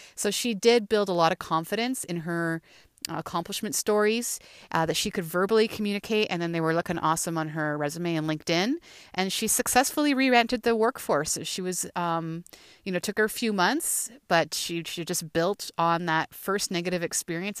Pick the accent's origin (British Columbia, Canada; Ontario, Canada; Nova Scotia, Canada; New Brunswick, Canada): Ontario, Canada; Thunder Bay; moved away as an adult; also born or lived in Peterborough; now in Toronto, Canada; growing up in Thunder Bay